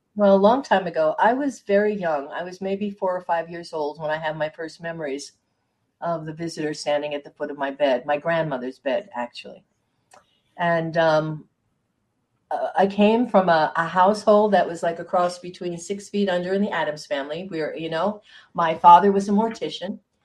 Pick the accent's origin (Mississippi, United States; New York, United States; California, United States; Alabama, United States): New York, United States; Hudson Valley; I grew up in the Hudson Valley